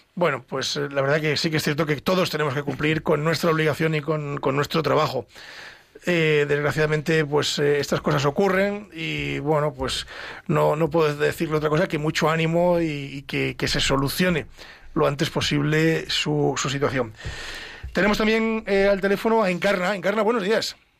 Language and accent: Spanish; Ávila, Castile and León, Spain; yo me crié en Ávila